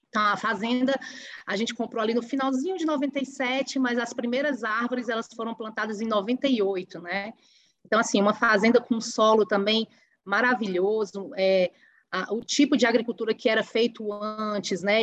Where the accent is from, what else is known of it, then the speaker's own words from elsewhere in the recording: Ubajara, Ceará, Brazil; fica na cidade de Ubajara, que é uma cidade pequenininha, uma cidade que fica a 300 quilômetros de Fortaleza, da capital cearense, uma cidade aí com um pouco mais de 30 mil habitantes, que é o meu lugar, que é a cidade onde eu nasci